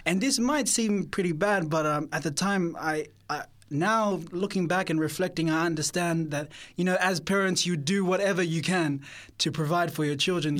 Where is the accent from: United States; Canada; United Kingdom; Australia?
Australia; Sydney, New South Wales; I was born in Sydney